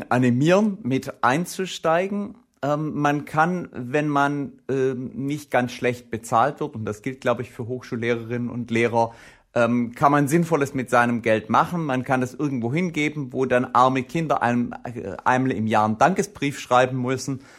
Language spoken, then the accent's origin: German; Baden-Württemberg, Germany; Ich bin Schwabe, für einen Schwaben ist das ein super Geschäft.